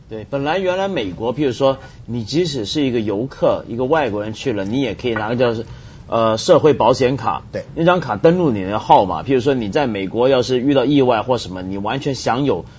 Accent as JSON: {"language": "Chinese", "country": "Taiwan", "tie": "born or raised there", "said": "我小的时候在台湾念书"}